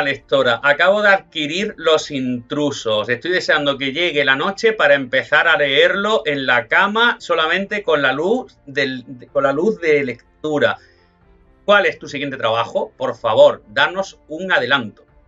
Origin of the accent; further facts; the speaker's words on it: Almagro, Castilla-La Mancha, Spain; soy manchego, soy de Almagro